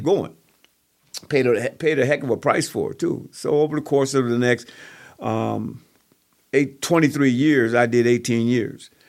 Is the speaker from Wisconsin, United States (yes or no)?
yes; Kenosha, Wisconsin, United States; also born or lived in Waukegan, Illinois; I grew up in the Lincoln neighborhood, uh, area, in the Columbus Park area, moving from Columbus Park to, to Lincoln